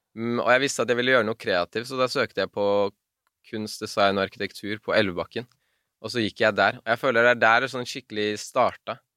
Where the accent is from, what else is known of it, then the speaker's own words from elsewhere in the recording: Oslo, Norway; Jeg er fra Bislett.